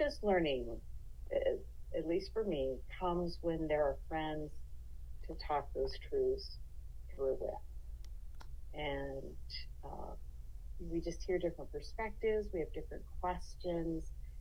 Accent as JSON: {"language": "English", "town": "Los Angeles", "region": "California", "country": "United States", "tie": "born or raised there", "moved": "as an adult", "lives_now": "Yosemite National Park, United States", "said": "Being born and raised in Los Angeles"}